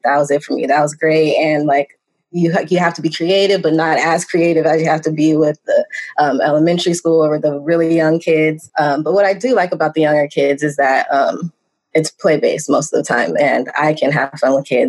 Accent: Southern California, United States; I'm from Southern California, and I grew up there.

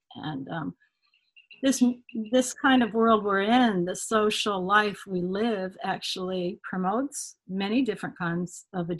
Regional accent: Connecticut, United States; also born or lived in Martha's Vineyard / Adirondacks; I grew up in Connecticut, and I grew up in the Adirondacks, and I summered at my grandparents in Rhode Island on the shore in a little cottage.

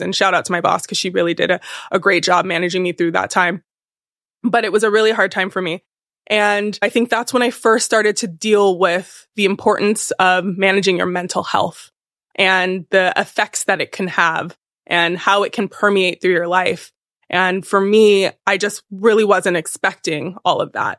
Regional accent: California, United States; now in New York, United States; I'm from California originally

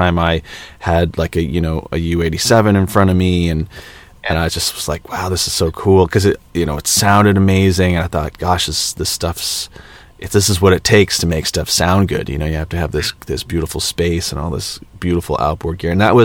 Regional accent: Los Angeles, California, United States; growing up in Los Angeles

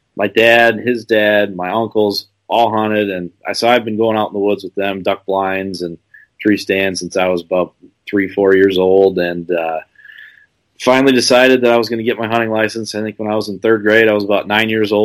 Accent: Byron, Illinois, United States; I'm from Byron, Illinois, as you said, in Northern Illinois.

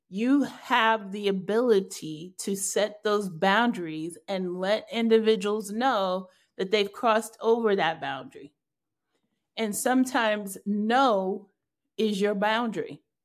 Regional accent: New York, United States; I'm clearly a New Yorker

